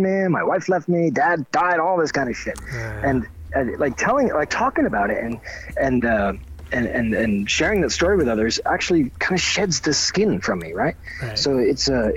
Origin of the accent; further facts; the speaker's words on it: Miramichi, New Brunswick, Canada; this is my hometown. I'm in my hometown